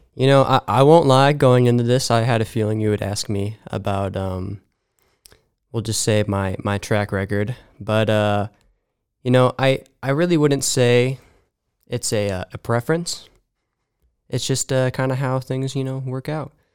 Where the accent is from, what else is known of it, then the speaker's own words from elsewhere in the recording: Mahomet, Illinois, United States; moved away; I'm actually from Bahama, Illinois